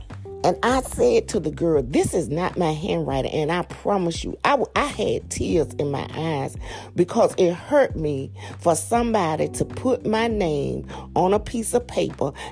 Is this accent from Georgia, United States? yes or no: yes; Macon, Georgia, United States; moved away; my hometown. They drove all the way to Macktown, which is Macon, Georgia